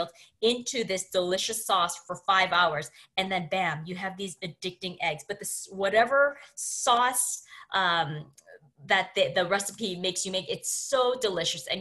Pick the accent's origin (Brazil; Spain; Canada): Canada; me being Canadian